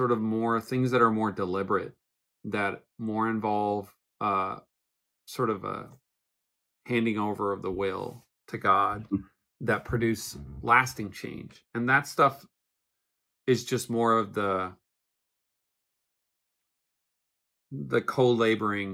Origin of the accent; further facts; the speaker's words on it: Newfoundland and Labrador, Canada; moved away as an adult; now in Phoenix, United States; I grew up in Newfoundland, Canada. I lived there for 20 years.